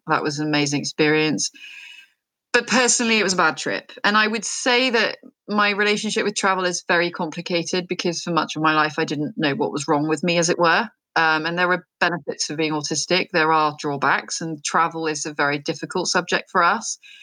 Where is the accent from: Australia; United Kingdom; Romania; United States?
United Kingdom; also born or lived in France; I'm very British